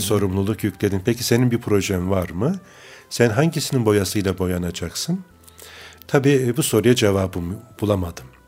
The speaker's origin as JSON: {"language": "Turkish", "town": "Bayramiç", "region": "Çanakkale", "country": "Turkey", "tie": "born or raised there", "also_born_or_lived": "Istanbul", "moved": "as an adult", "said": "Çanakkale'nin Bayramiç ilçesi evet. Karaköy köyünde doğduk."}